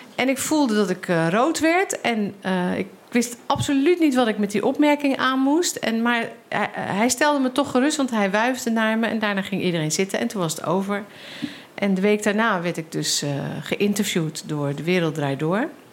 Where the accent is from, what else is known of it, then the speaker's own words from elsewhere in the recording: Rotterdam, South Holland, Netherlands; ik uit Rotterdam kom